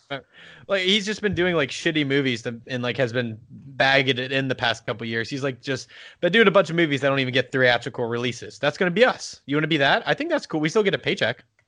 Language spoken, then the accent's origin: English; United States; I'm American